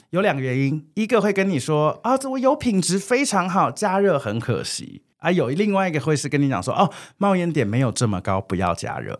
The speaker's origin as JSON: {"language": "Chinese", "country": "Taiwan", "said": "我们台湾人也非常，就是 family oriented"}